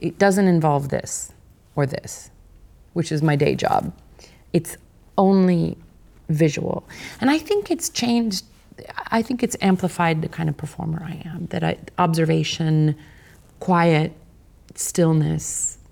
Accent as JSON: {"language": "English", "region": "Kansas", "country": "United States", "said": "my fellow Kansan"}